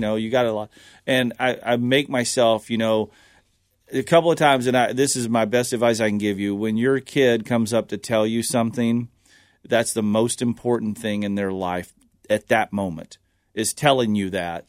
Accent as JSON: {"language": "English", "region": "the South", "country": "United States", "tie": "born or raised there", "said": "growing up in the South, all we did was go to battlefields"}